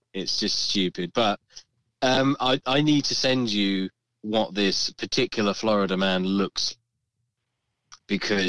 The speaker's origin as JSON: {"language": "English", "country": "United Kingdom", "said": "Being British chaps"}